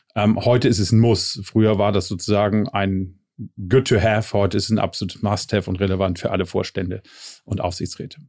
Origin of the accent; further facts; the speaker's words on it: Ostholstein, Schleswig-Holstein, Germany; now in Berlin, Germany; lebe in Berlin, geboren allerdings in Ostholstein und dort auch äh, verwurzelt und verwachsen.